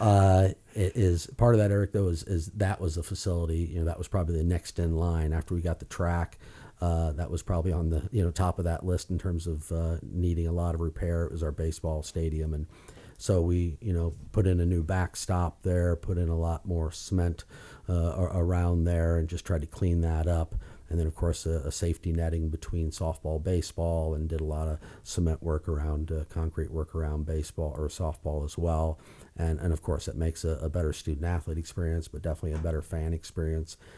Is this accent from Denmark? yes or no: no; Iowa, United States; moved away; born and raised in Iowa